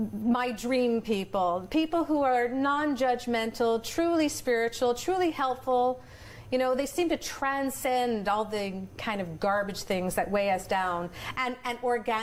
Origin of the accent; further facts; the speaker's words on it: Montreal, Quebec, Canada; now in Ottawa, Canada; I grew up in Montreal.